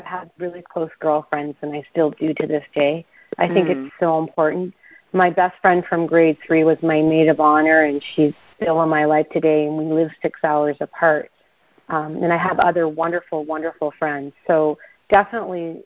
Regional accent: Toronto area, north of Toronto, Ontario, Canada; also born or lived in Ottawa, Canada; I was from the Toronto area, north of Toronto

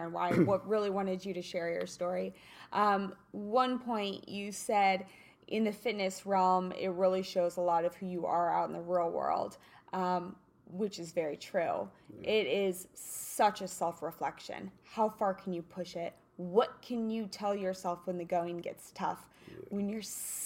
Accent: Kansas, United States; now in Los Angeles, United States; I'm from Kansas

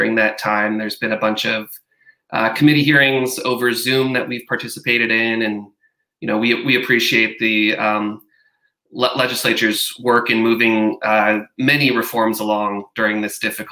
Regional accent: Grand Rapids, Michigan, United States; also born or lived in Virginia; I live in Grand Rapids, which is the city I grew up in. I grew up here

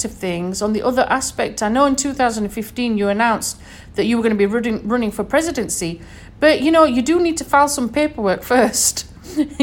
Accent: United Kingdom; moved away; as we say back in the UK

